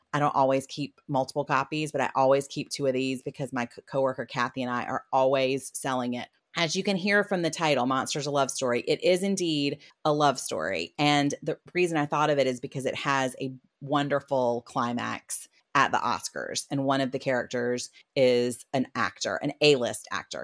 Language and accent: English; South Carolina, United States; I am from South Carolina